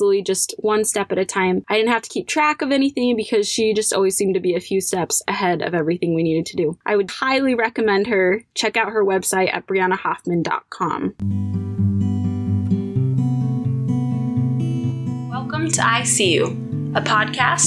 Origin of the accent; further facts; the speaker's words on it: Utah, United States; I am originally from Utah and I live here now